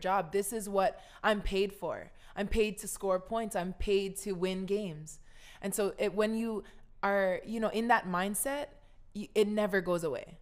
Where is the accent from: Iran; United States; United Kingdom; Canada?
United States; Kahaluu, Hawaii; moved away as an adult; also born or lived in Minnesota; I came from Kahaluu, my grandparents, my, my, I'm Chinese Hawaiian family.